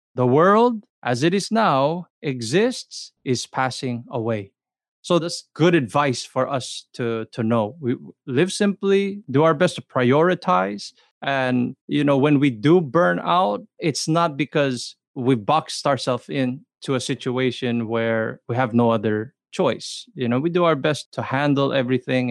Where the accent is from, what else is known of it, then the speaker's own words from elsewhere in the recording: Los Angeles, California, United States; I grew up i, in the L A area